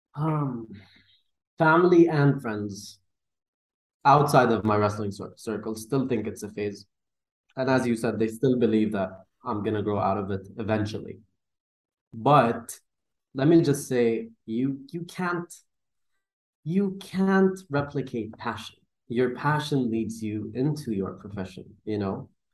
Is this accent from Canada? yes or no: no; Dubai, United Arab Emirates; I'm from Dubai